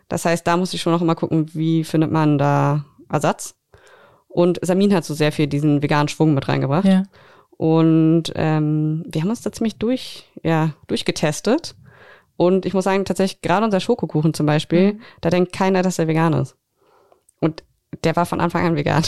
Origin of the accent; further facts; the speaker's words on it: Berlin, Germany; moved away as an adult; now in Greifswald, Germany; Ich komme eigentlich aus Berlin, bin vor ein paar Jahren nach Greifswald gezogen zum Studi zu, also zum Studieren